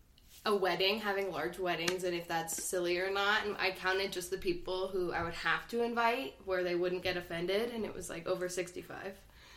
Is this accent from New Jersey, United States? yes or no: yes; New Jersey, United States; also born or lived in Phoenix, United States; I'm from New Jersey, but I've lived in Phoenix most of my life, but I would rather say I'm from New Jersey than Phoenix.